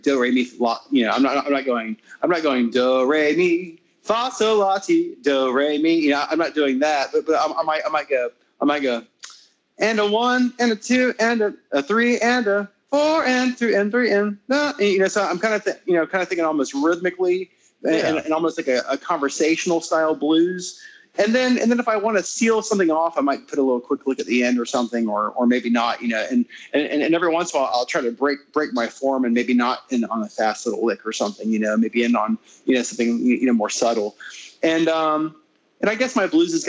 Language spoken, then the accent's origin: English; United States; I'm American